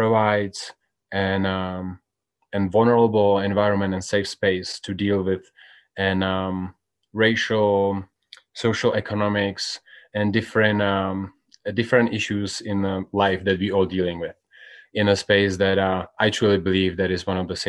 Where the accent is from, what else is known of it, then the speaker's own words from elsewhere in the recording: Czechia; now in United States; I'm from Czech Republic.